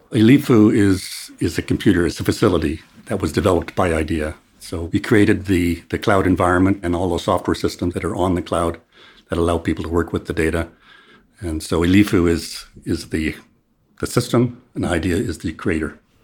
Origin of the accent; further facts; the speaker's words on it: Canada; moved away as an adult; now in South Africa; I'm originally from Canada, but I came to South Africa in twenty fourteen